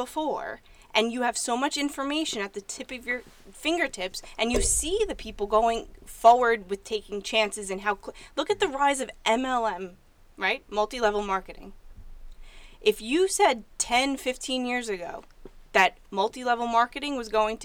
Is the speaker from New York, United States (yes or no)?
yes; Massapequa, New York, United States; I came from Plain Edge, Massapequa.